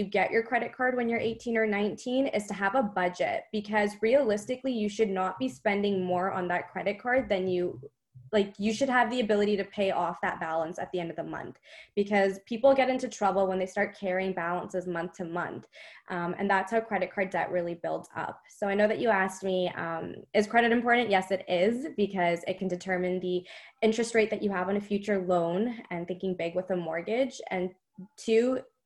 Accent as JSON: {"language": "English", "country": "Canada", "said": "I'm from Canada"}